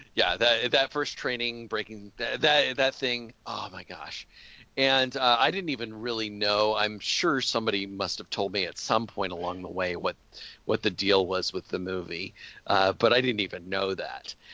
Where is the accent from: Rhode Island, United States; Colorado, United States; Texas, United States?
Colorado, United States; the culture where I grew up in Colorado